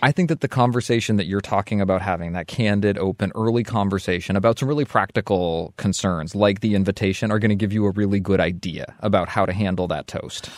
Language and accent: English; Vermont, United States; moved away as an adult; the community I grew up